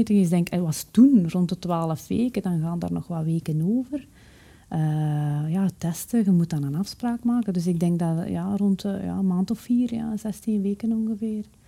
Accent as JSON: {"language": "Dutch", "town": "Haasdonk", "region": "Flanders", "country": "Belgium", "tie": "born or raised there", "said": "ik ben opgegroeid in Haasdonk, een, eh, een gehucht in het Waasland"}